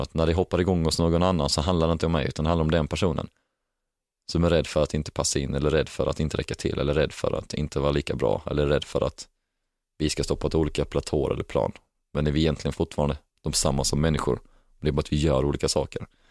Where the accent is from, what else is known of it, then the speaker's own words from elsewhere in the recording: Helsingborg, Skåne, Sweden; moved away; när jag är i Helsingborg, för då är det min hemstad